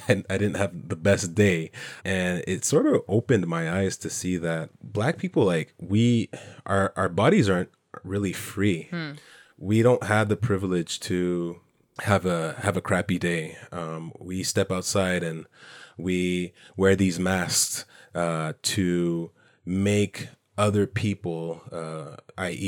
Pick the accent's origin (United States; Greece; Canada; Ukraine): Canada; comments of where I'm from, not being Canadian enough